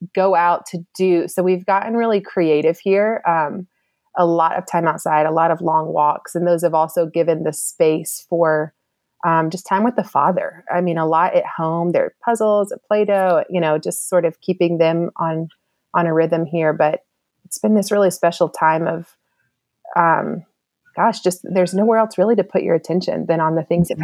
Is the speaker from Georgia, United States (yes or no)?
yes; East Cobb, Georgia, United States; also born or lived in Louisiana; I grew up in East Cobb as well at Lassiter